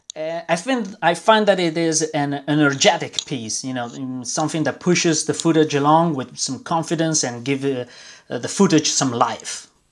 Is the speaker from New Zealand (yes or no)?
no; Milan, Lombardy, Italy; moved away as an adult; now in Brussels, Belgium; I was born and raised in Milan, uh, in Italy. Uh, I moved uh, when I was 24 to Belgium